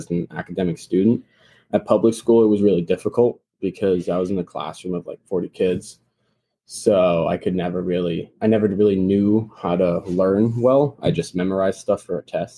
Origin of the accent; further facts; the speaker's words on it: North Carolina, United States; also born or lived in Munich, Germany; I'm from North Carolina, and I was originally born in Germany, Munich, Germany